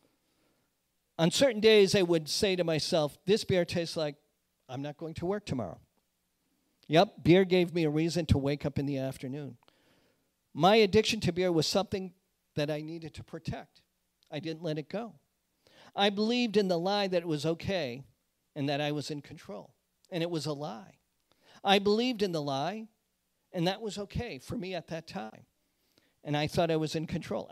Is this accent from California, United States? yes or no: no; outside of Boston, Massachusetts, United States; the carpeted flooring of my house where I grew up in Boston